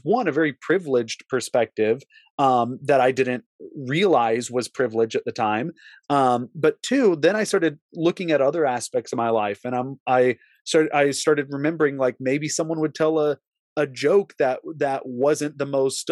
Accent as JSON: {"language": "English", "region": "the South", "country": "United States", "tie": "born or raised there", "said": "my experience growing up in the South in the Bible Belt"}